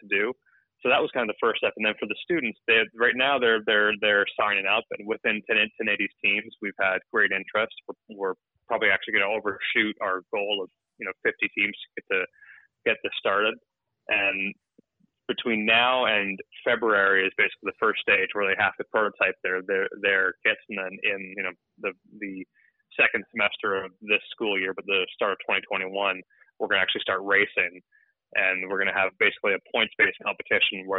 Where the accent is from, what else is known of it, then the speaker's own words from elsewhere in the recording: Toronto, Ontario, Canada; I'm from Toronto, Ontario, so at my family cottage